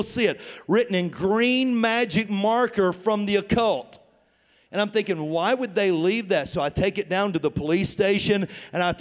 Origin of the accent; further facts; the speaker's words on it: Tennessee, United States; moved away as an adult; also born or lived in St. Louis, Missouri; I was born and raised in Tennessee